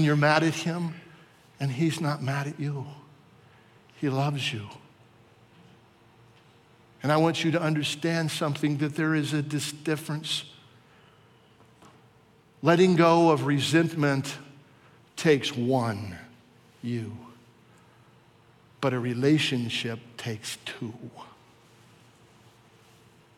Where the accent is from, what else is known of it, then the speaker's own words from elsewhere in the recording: Warsaw, Virginia, United States; in school when I was in geography class and I was from Warsaw, Virginia